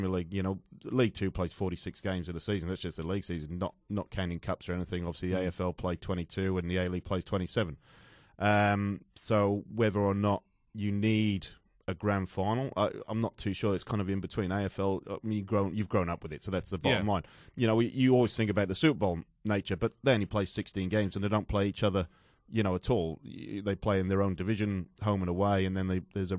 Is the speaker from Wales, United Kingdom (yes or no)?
yes; Newport, Wales, United Kingdom; where I'm from Newport in South Wales